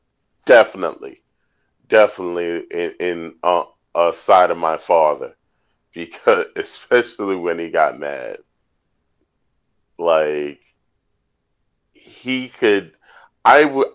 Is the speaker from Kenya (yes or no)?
no; New York City, New York, United States; growing up in Manhattan